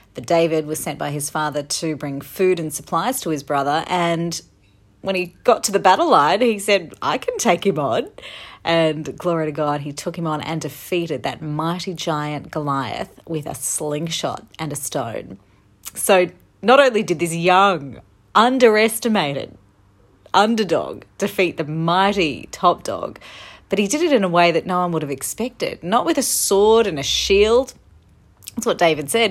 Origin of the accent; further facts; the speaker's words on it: Australia; moved away as an adult; I am back in my home country of Australia, the land down under